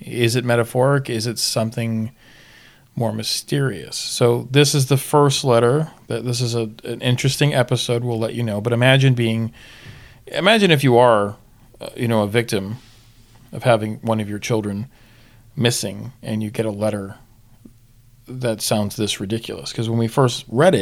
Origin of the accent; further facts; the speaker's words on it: Florida, United States; moved away; I'm from Florida.